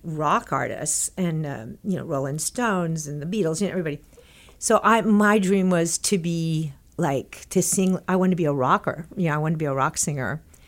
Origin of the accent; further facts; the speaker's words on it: Texas, United States; when I was growing up in Texas